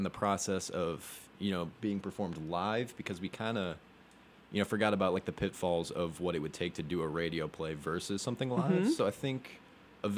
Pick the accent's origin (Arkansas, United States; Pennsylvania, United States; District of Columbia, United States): Arkansas, United States; Fayetteville; I'm from Fayetteville, Arkansas.